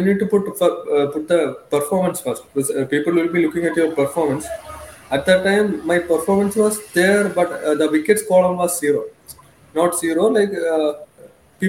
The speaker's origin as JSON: {"language": "English", "town": "Thiruvananthapuram", "region": "Kerala", "country": "India", "tie": "born or raised there", "said": "I am coming from Kerala, Thiruvananthapuram. My hometown is Neyyardam, which is famous for Shivananda Ashram"}